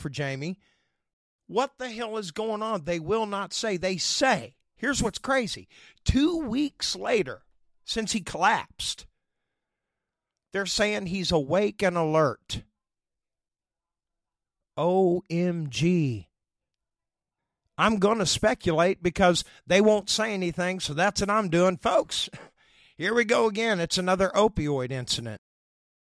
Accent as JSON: {"language": "English", "country": "United States", "said": "I'm American"}